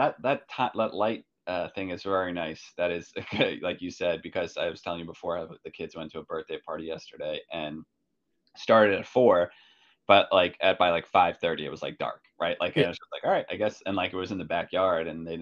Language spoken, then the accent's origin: English; New York, United States; I grew up in New York